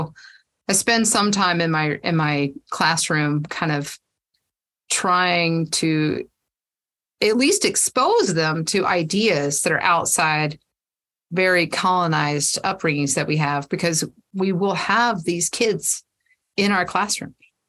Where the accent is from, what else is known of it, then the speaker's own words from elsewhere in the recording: Georgia, United States; also born or lived in South Carolina; I mean, I grew up in Georgia, South Carolina. I've been Virginia, all over the place.